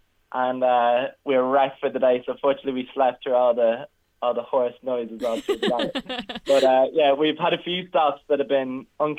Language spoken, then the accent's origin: English; Ireland; we all, as the Irish people